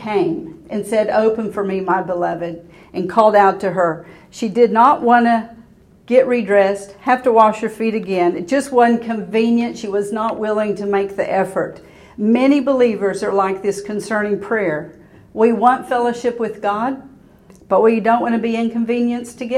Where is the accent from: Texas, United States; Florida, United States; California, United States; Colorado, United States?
Texas, United States; Waco; I went to high school here. I grew up in Waco. So I was at Waco High.